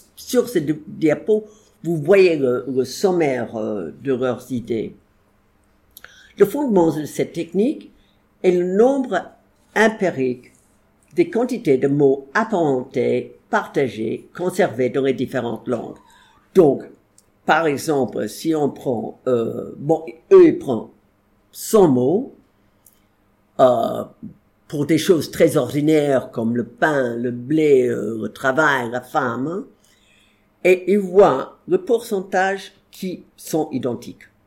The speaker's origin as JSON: {"language": "French", "country": "United States", "second_language": "French", "said": "je suis pas anglaise, je suis américaine"}